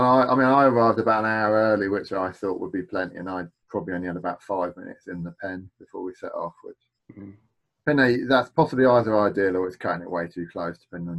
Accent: United States; But yeah, I think we had, being American, it was some weird potato thing in our hotel

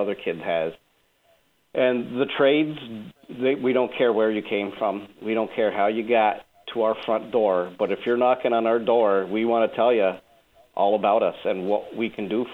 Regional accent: Malone, New York, United States; now in Rochester, United States; I was born in the Malone, New York area, in a really small town outside of Malone

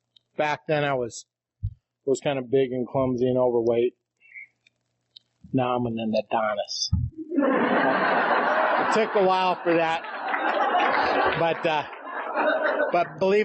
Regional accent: Rapid City, South Dakota, United States; now in Custer, United States; I'm from South Dakota. I'm from, originally from Rapid City. I live in Custer now.

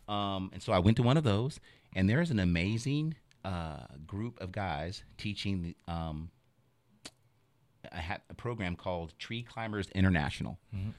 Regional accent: Vacaville, California, United States; born there; I was born in California. Y'all didn't know that, though. Yeah. Guess what? Bay Area, baby.

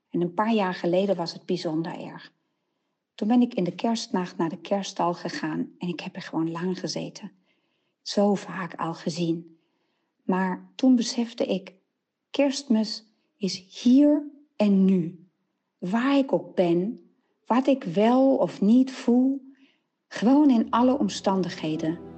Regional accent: Nijmegen, Gelderland, Netherlands; uit Nijmegen.

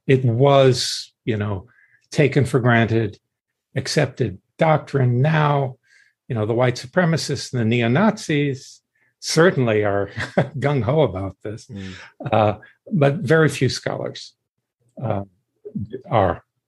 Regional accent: Deep South, United States; I grew up in the Deep South uh, in the 50s

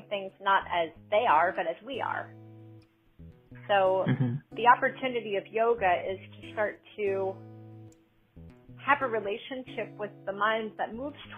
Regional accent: New York, United States; moved away as an adult; now in Boston, United States; I am born and raised in New York and moved to Boston 7 years ago

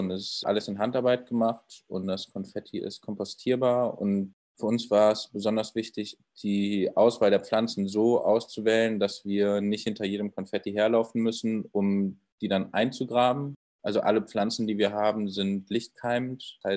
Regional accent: Cologne, North Rhine-Westphalia, Germany; Und ich komme ursprünglich aus Köln, wie der andere Mitgründer, der Chris.

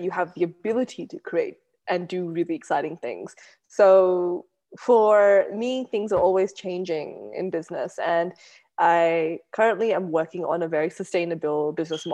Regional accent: Australia; growing up in Australia was very unique and different to how other people would have grown up in Australia.

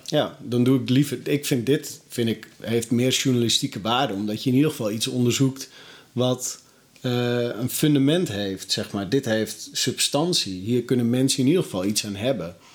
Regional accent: North Holland, Netherlands; ik kom dan uit Noord-Holland

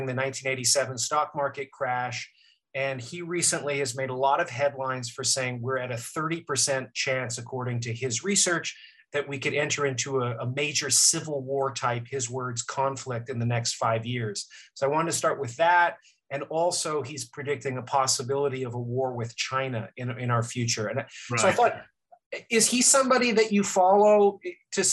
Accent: Canada; now in United States; I'm Canadian with a green card in the US

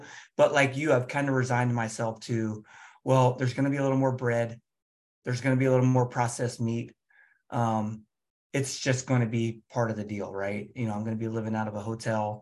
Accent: Cincinnati, Ohio, United States; I'm from Cincinnati

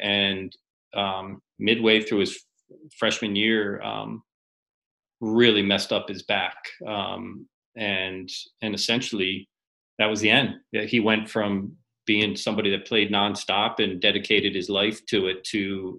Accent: Harrisburg, Pennsylvania, United States; Harrisburg, PA.

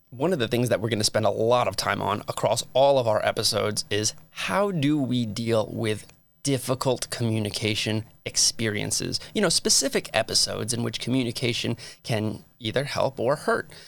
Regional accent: Metuchen, New Jersey, United States; moved away as an adult; also born or lived in Phoenix, Arizona / Utah; now in St. George, United States; I hail from a very, very, very small town in New Jersey called Metuchen

